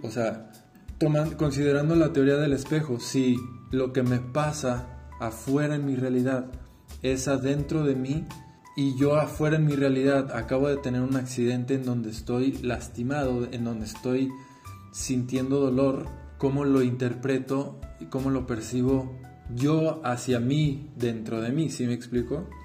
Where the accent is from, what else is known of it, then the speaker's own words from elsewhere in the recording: Guadalajara, Jalisco, Mexico; soy de México, Guadalajara, Jalisco